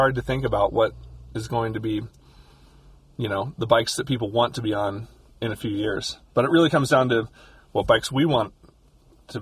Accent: Louisville, Kentucky, United States; I grew up in Louisville, Kentucky

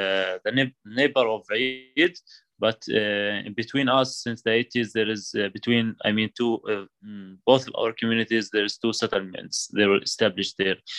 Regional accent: At-Tuwani, West Bank, Palestine; I come from Tuani village.

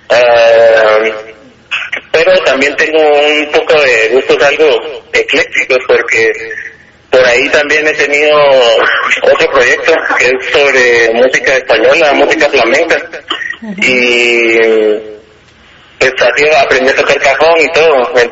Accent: Guatemala; como jóvenes guatemaltecos

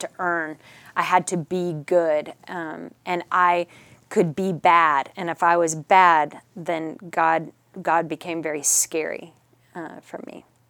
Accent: Richardson, Texas, United States; also born or lived in New Mexico; And yes, grew up here. Grew up in Richardson.

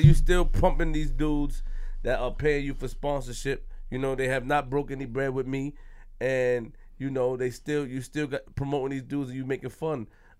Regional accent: Queens, New York, United States; I'm from Queens. I don't co-sign none of that, man.

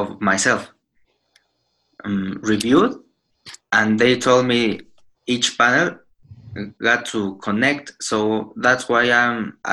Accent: Mexico; I'm from Mexico

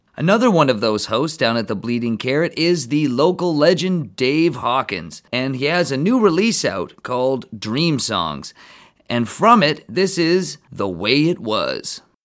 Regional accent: Miller Lake, Ontario, Canada; Growing up in Miller Lake, the family would come into the city to get provisions

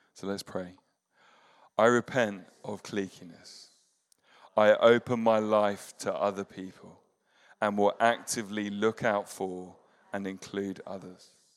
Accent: United Kingdom; as British people

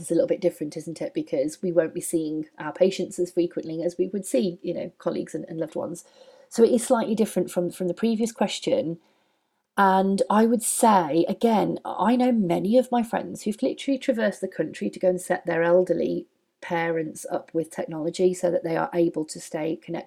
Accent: United Kingdom; we're British

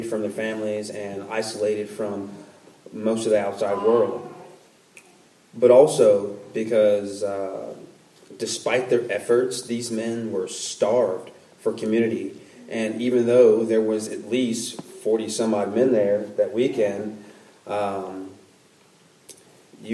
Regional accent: Puerto Rico; moved away; I'm from Puerto Rico as well

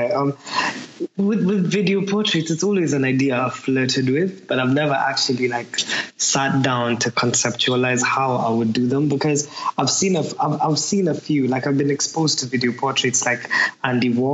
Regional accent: Manchester, North West England, United Kingdom; No, I'm actually from Manchester.

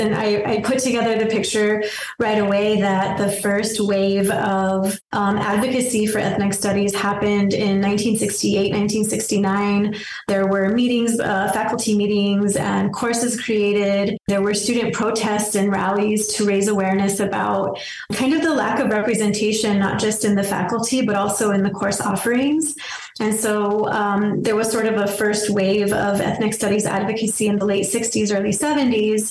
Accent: Berino, New Mexico, United States; also born or lived in Las Cruces, New Mexico; I'm from Birino, okay. New Mexico

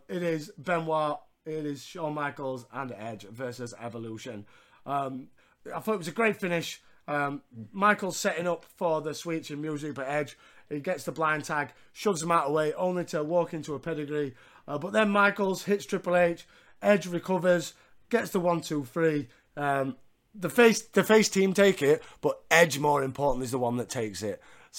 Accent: Yorkshire and the Humber, United Kingdom; I'm a Yorkshireman

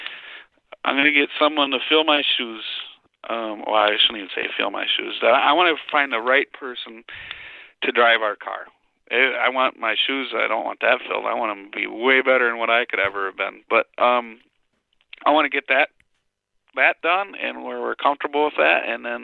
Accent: Wisconsin, United States; I'm a farmer from Wisconsin

